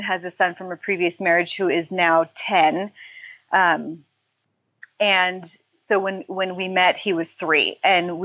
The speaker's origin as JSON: {"language": "English", "region": "California", "country": "United States", "tie": "born or raised there", "said": "I grew up in California."}